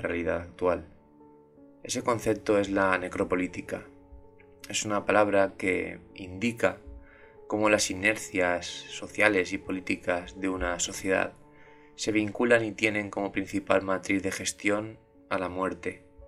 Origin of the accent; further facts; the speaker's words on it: Valencia, Valencian Community, Spain; mi ciudad, en, Valencia, en España, donde yo soy